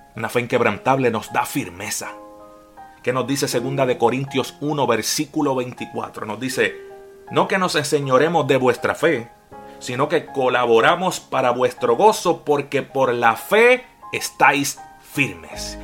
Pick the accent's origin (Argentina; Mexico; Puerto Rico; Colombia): Puerto Rico; moved away as an adult; also born or lived in Florida, United States; now in Jacksonville, Florida, United States; Soy de Puerto Rico, pero ya llevo con mi familia siete